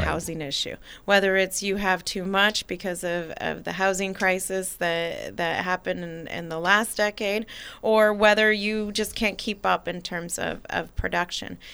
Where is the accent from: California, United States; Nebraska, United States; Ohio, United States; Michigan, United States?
California, United States; Napa; also born or lived in St. Helena; now in American Canyon, United States; having been born and raised in Napa